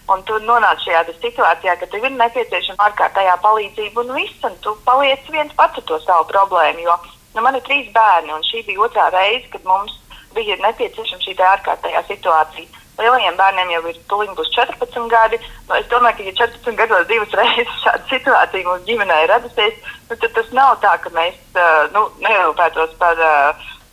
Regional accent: Valmiera, Vidzeme, Latvia; mēs esam no Valmieras

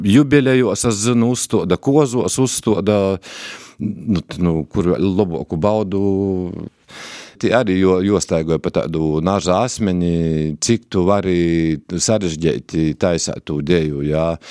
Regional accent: Latgale, Latvia; tā ir mana dzimtenē

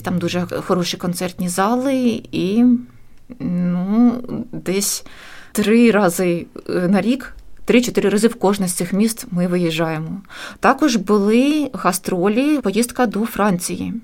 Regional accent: Chernihiv, Chernihiv Oblast, Ukraine; moved away as an adult; now in Riga, Latvia; був невеликий симфонічний оркестр в моєму рідному місті

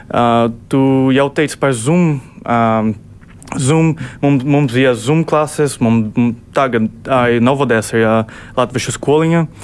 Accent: Curitiba, Paraná, Brazil; Latvian is a second language; also born or lived in Campinas; es, es esmu no Kuitības, pēc tam es biju universitātē Kampīnas.

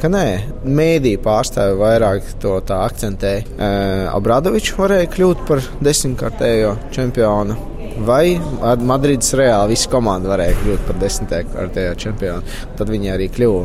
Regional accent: Latvia; Latvijas fināls, no kurienes es esmu nācis

